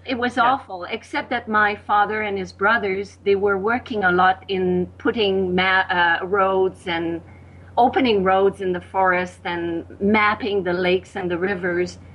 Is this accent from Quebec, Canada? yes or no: yes; Quebec City, Quebec, Canada; first language French; English is a second language; moved away as an adult; also born or lived in Victoria, British Columbia / Costa Rica; I learned English like uh, around my 20s because in Quebec, from where I was, you know, in Quebec City, I mean, very, very few people spoke English.